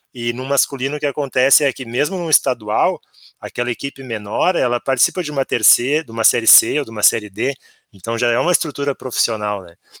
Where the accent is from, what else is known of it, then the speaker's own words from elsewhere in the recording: Porto Alegre, Rio Grande do Sul, Brazil; nós somos aqui de Porto Alegre